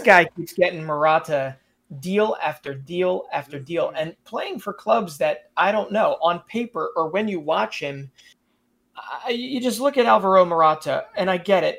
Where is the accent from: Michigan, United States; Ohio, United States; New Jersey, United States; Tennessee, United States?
New Jersey, United States; Haddonfield; I grew up in Haddonfield, New Jersey, in South Jersey, right outside of Philadelphia